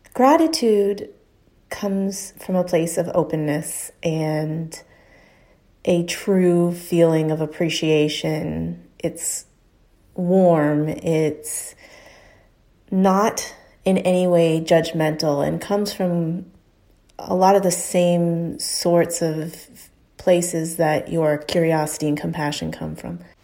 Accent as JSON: {"language": "English", "town": "Houston", "region": "Texas", "country": "United States", "tie": "born or raised there", "moved": "as an adult", "said": "go back to my hometown, Houston, Texas, and spend some time with my family"}